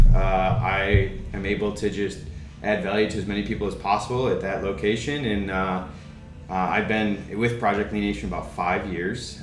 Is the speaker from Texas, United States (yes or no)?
no; Rochester, New York, United States; moved away as an adult; now in Charlotte, United States; I was born and raised in Rochester. I lived there for 25 years.